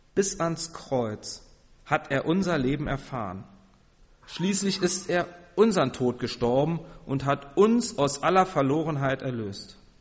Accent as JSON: {"language": "German", "region": "Berlin", "country": "Germany", "moved": "yes", "said": "ich komme ja aus Berlin"}